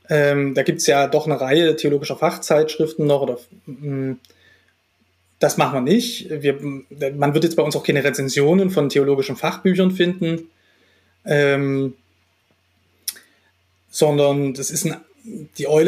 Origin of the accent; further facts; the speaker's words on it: Dresden, Saxony, Germany; also born or lived in Halle; Geboren bin ich in Dresden. Ähm, da bin ich auch zur Schule gegangen, ähm, meine gesamte Jugendzeit in Dresden verbracht